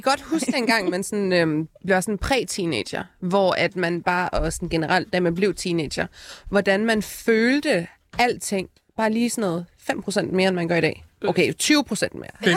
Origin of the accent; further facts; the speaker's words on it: Aalborg, North Denmark Region, Denmark; jeg er fra Aalborg